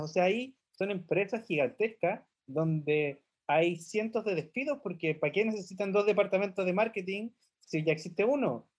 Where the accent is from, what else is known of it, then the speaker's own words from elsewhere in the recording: Chile; nosotros estamos en la Estación Espacial 1312, em, pero venimos de Chile